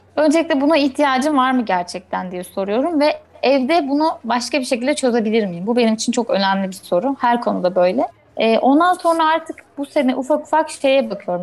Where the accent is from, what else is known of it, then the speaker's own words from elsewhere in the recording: Eskişehir, Turkey; moved away as an adult; Biz en son geçen sene işte bu zamanlar memleketimize taşındık Eskişehir'e